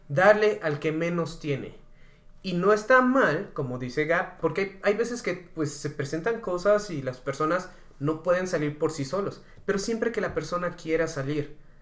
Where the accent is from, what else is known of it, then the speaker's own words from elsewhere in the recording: Mexico; nosotros como mexicanos